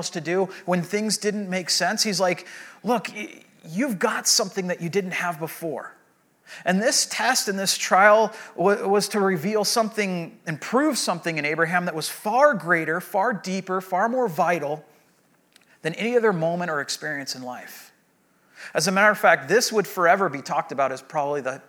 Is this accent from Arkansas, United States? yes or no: no; Southern California, United States; I grew up in Southern California